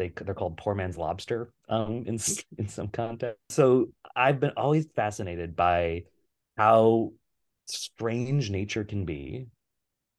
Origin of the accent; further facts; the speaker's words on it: Western Wisconsin, United States; also born or lived in Pittsburgh / Texas; now in Minneapolis, United States; I grew up in Western Wisconsin